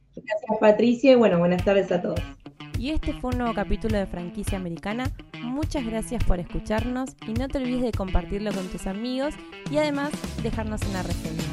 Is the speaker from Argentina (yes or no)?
yes; Argentina; yo siendo en Argentina